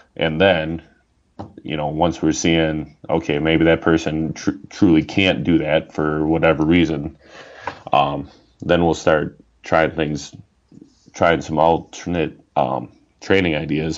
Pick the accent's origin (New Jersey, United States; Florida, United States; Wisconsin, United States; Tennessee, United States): Wisconsin, United States; Oshkosh; also born or lived in River Falls, Wisconsin; I grew up in Oshkosh, and then moved up here for uh, school for college in what was it, '95, and so been up in the northern part of the state ever since